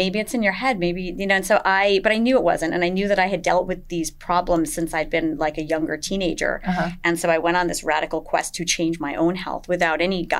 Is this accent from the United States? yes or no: yes; Wyckoff, New Jersey, United States; moved away as an adult; also born or lived in New York City; now in Fair Haven, United States; I'm originally from Northern New Jersey.